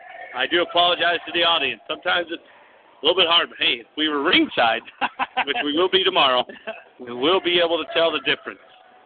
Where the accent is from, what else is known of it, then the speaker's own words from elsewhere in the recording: West Virginia, United States; but I am from West Virginia, so my counting does go off sometimes.